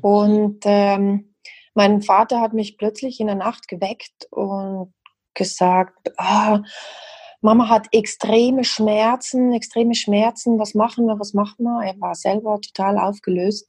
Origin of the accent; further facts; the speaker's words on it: South Tyrol, Trentino-Alto Adige, Italy; also born or lived in Madrid, Spain; now in Switzerland; ich komme ursprünglich aus dem Südtirol, das hört man vielleicht ein bisschen, und lebe aber schon sehr lange hier in der Schweiz